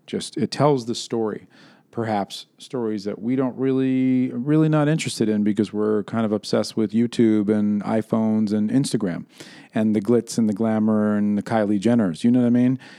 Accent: New York, United States; moved away; I prefer to be still discussed as a New Yorker.

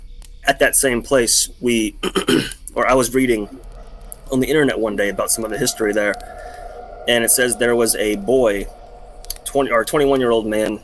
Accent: Maryland, United States; I am from Maryland, unfortunately.

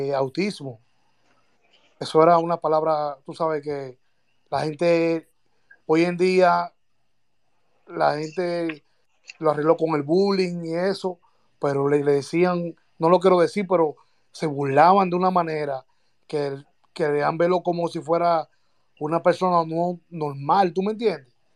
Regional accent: Santo Domingo Este, Distrito Nacional, Dominican Republic; now in United States; Yo soy de los Minas, vivo ahora en los Estados Unidos, pero a mí me llevaron al colegio eh, San Lorenzo de los Minas

